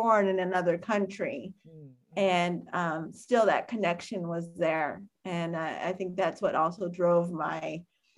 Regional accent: United States; I was from the United States studying abroad

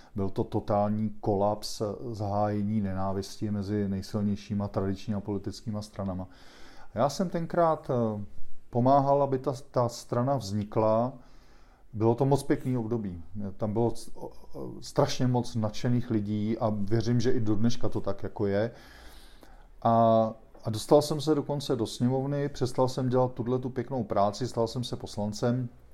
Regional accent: Prague, Czechia; also born or lived in Mexico / São Paulo, Brazil; já jsem se rozhodl, že prostě žiju celý život na Praze šest

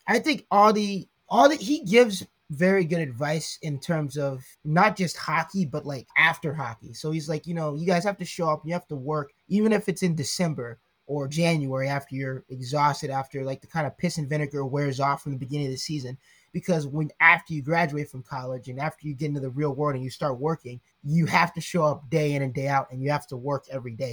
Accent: Atlanta, Georgia, United States; moved away as an adult; also born or lived in Coral Springs, Florida / Texas; now in Rhode Island, United States; moved to Texas and then to Georgia when I was five. So I've been in Georgia ever since I can really remember

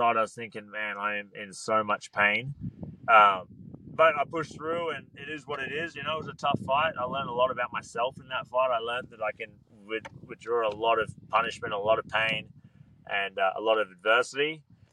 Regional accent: Australia; It was my hometown.

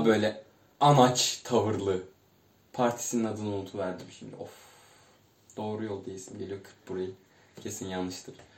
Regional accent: İzmir, Turkey; also born or lived in Çiğli, İzmir; Sekiz yaşımdan on dokuz yaşıma kadar, işte on bir sene karşıya kadar oturdum.

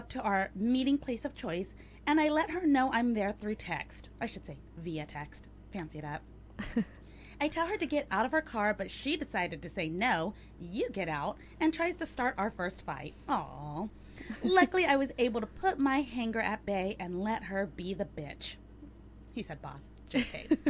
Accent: Carson City, Nevada, United States; I leave my hometown of Carson City in the lovely state of Nevada, where men are men and don't wear flip-flops with their jeans on.

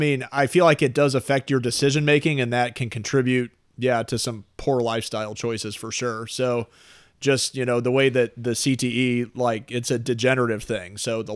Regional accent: Oakville, Missouri, United States; I grew up in Oakville, actually.

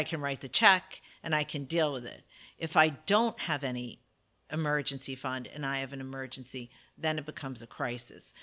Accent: New Jersey, United States; moved away as an adult; also born or lived in Brooklyn, New York; now in Delaware, United States; So I was born in Brooklyn, I was raised in North Jersey

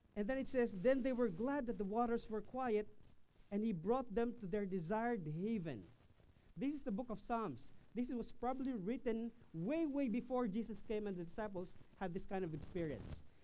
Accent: Quezon, Philippines; from my hometown in Quezon Province

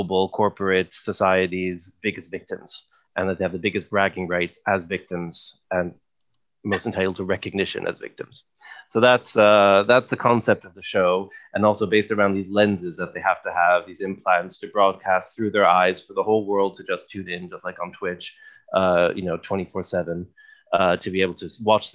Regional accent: Canada; moved away; also born or lived in England; as a Canadian

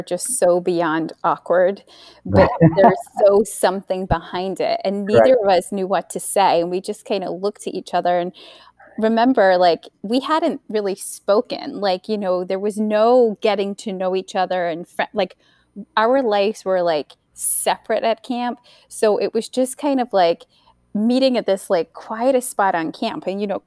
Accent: Scotland, United Kingdom; moved away; I was the only, like, one of two Scottish people on camp, right, in 2001

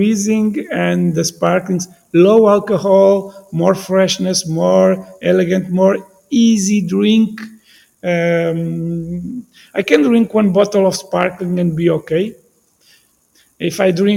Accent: Bairrada, Centro, Portugal; English is a second language; I'm from Bairrada

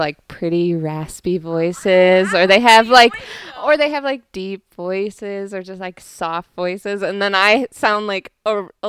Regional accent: Midwest, United States; accent: Midwestern; disguise my Midwestern accent

